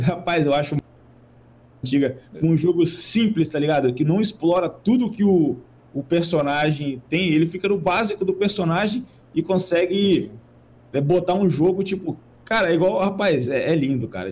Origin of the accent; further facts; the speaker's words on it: Vila Velha, Espírito Santo, Brazil; Eu, moro em, eu sou de Vila Velha, Espírito Santo